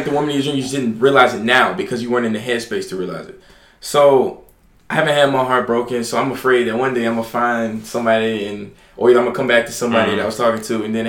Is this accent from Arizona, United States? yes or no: no; Alabama, United States; now in New York, United States; I came to New York from Alabama.